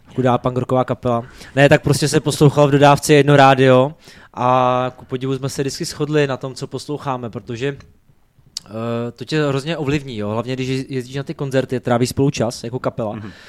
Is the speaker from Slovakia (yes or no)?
yes; near Nitra, Nitra Region, Slovakia; first language Slovak; Czech is a second language; now in Czech Republic; když jsem se narodil na Slovensku, kousek od Nitry, tak pro mě je to taková prostě domovina, eh, ty horký že slíže, prostě můj rodný jazyk